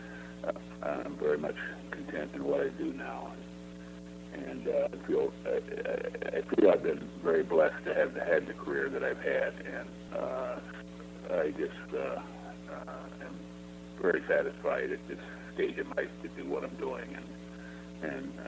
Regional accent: Ohio, United States; moved away as an adult; I grew up in Ohio, and it was like to move back home

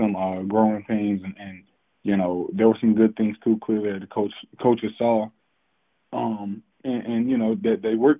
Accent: Fayetteville, North Carolina, United States; I'm from Fayetteville

